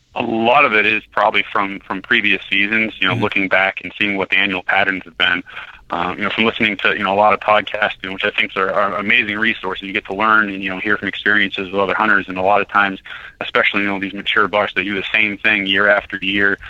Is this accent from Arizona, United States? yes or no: no; Belfast, Maine, United States; also born or lived in New Hampshire; I grew up in Belfast, Maine